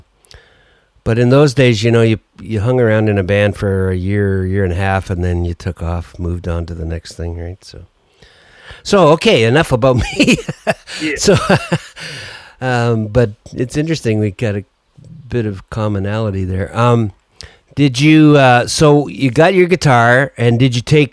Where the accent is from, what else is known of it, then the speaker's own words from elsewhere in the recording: Sudbury, Ontario, Canada; I'm from Sudbury